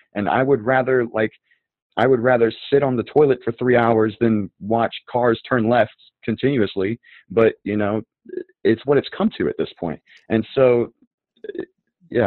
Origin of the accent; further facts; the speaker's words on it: North Carolina, United States; I'm from the South. I'm from North Carolina